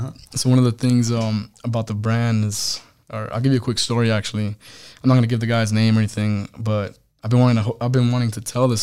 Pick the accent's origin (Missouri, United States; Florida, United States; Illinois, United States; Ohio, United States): Missouri, United States; So I'm from Missouri to 29 Palms, California.